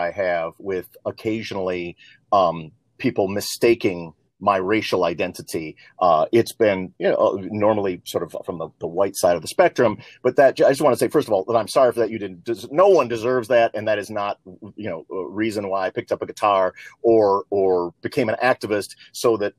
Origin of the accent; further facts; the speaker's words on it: Libertyville, Illinois, United States; also born or lived in New York City; I was born in Harlem in New York City and then grew up 18 years in a small town in Northern Illinois, where I literally integrated the town of Libertyville